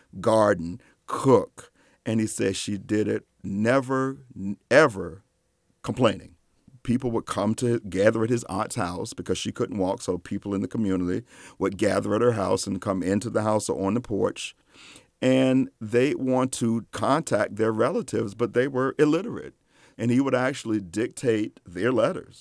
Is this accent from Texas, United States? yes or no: no; Norfolk, Virginia, United States; as a kid growing up in Norfolk, Virginia